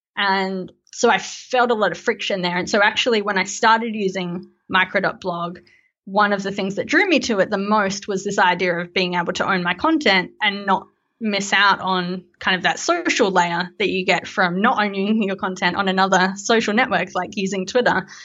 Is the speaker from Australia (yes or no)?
yes; Melbourne, Victoria, Australia; I am from Melbourne in Australia